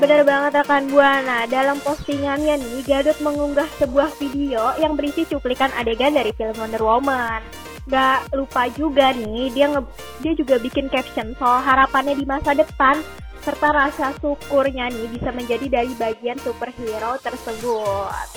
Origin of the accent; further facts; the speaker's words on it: Tangerang, Banten, Indonesia; dari kota gue sama Vira yaitu kota Tangerang